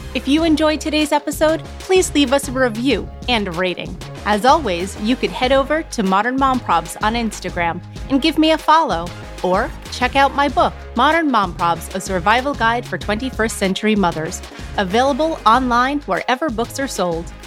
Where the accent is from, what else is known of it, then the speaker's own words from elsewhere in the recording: New York, United States; I'm from New York